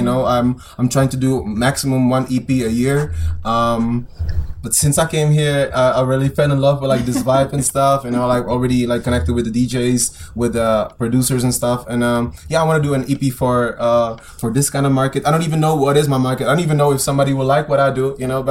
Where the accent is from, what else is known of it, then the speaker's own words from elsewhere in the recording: Prague, Czechia; Like I'm from Prague. I live in Prague